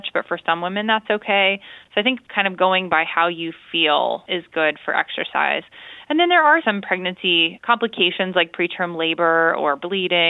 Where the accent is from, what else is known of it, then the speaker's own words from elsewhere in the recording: Illinois, United States; I'm from Illinois